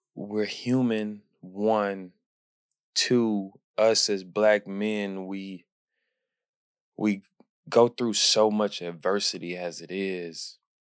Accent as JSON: {"language": "English", "town": "Houston", "region": "Texas", "country": "United States", "tie": "born or raised there", "said": "my hometown, Houston"}